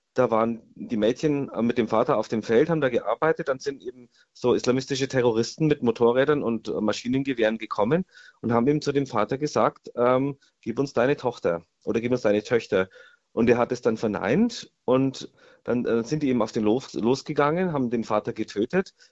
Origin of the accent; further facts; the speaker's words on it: Germany; bei uns in Deutschland